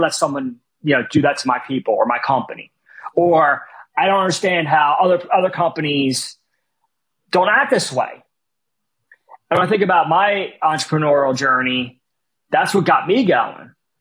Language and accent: English; Philadelphia, Pennsylvania, United States; my entire life growing up in West Philly